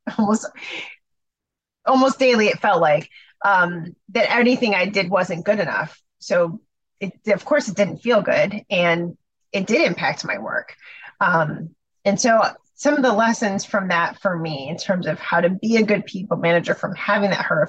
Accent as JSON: {"language": "English", "town": "Chicago", "region": "Illinois", "country": "United States", "moved": "as an adult", "said": "I'm from Chicago. My family was in Chicago and I was not working in Chicago."}